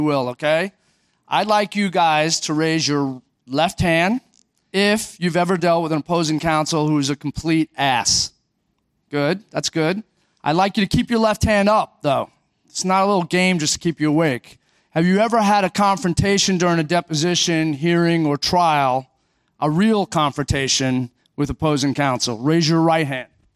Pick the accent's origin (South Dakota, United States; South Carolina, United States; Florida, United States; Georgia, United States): Florida, United States; Orlando; I'm from Orlando